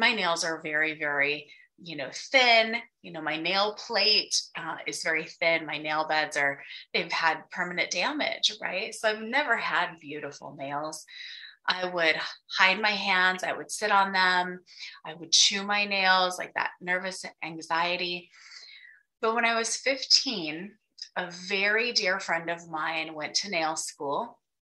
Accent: Wyoming, United States; I grew up in Wyoming

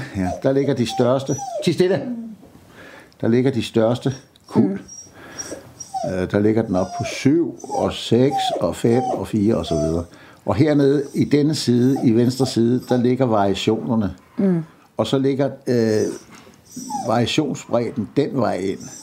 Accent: Præstø, Zealand, Denmark; er jeg født og opvokset på Bøgelandet, nede syd for Præstø

